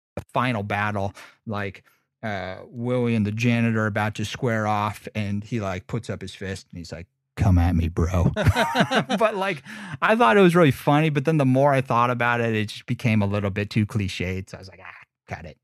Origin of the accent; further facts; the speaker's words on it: United States; I'm from Lake Tahoe